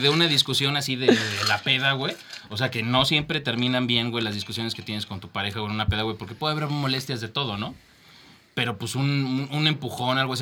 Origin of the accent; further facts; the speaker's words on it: Mexico; somos mexicanos